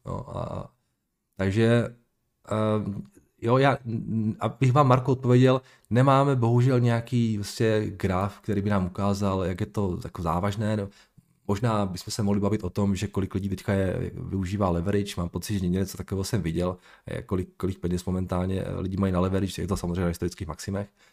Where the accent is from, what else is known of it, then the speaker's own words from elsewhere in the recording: Moravian Slovakia, Slovácko, Czechia; já jsem chlapec ze Slovácka, já to mám do Trenčína, nebo měl jsem to do Trenčína. Ne za kopcem